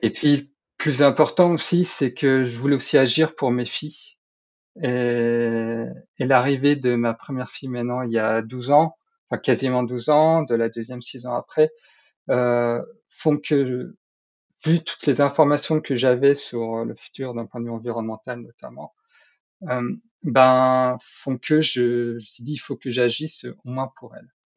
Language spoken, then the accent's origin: French; Nord, Hauts-de-France, France; je suis nordiste